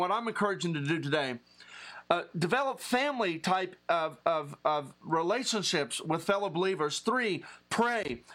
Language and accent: English; Appalachia, Southern West Virginia, United States; I'm an Appalachian Southern West Virginia guy.